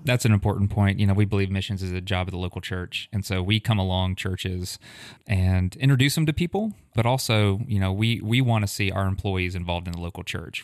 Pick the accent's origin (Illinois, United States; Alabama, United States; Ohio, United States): Alabama, United States; Huntsville; So Kim and I are both native Huntsvillians, and so grew up in South Huntsville